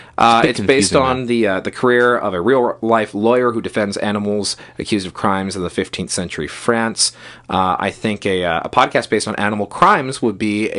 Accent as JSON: {"language": "English", "town": "Dublin", "region": "Leinster", "country": "Ireland", "tie": "born or raised there", "said": "I'm half Irish, and I grew up in Dublin, so maybe this is an Irish thing."}